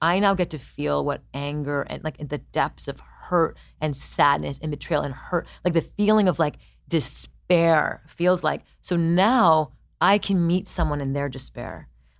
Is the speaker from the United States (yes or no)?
no; India; I'm Indian, like Japanese